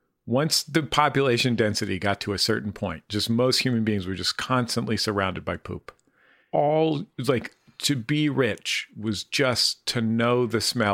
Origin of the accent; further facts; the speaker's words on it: San Francisco, California, United States; I'm from San Francisco